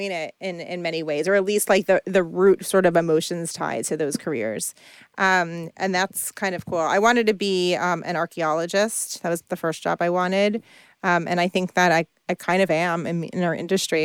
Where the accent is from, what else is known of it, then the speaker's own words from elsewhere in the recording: New York area, United States; I grew up in the New York area